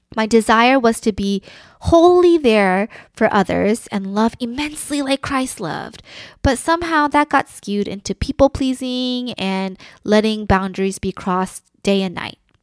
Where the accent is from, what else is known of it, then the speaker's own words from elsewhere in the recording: United States; I am Korean American